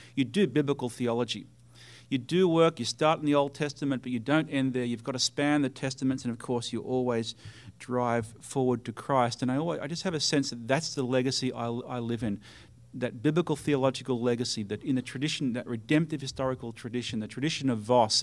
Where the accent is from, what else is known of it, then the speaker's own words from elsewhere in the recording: Australia; for me as an Australian